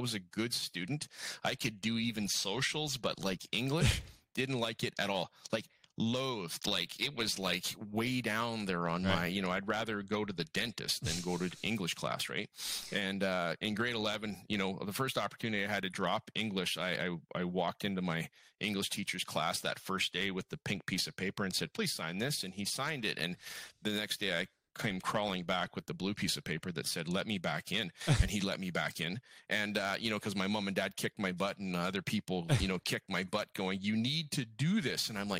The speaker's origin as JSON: {"language": "English", "region": "Alberta", "country": "Canada", "said": "So I don't know if you knew if I was from Alberta, George."}